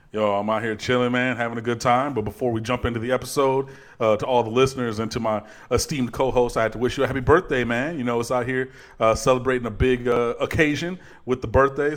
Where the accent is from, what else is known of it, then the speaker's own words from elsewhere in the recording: Detroit, Michigan, United States; moved away; my hometown of detroit michigan